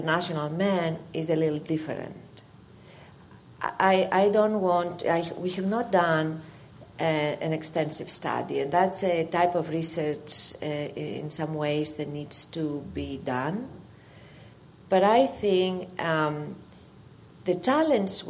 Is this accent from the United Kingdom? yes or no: no; Greece; moved away as an adult; now in United States; When I came from Greece to the U.S.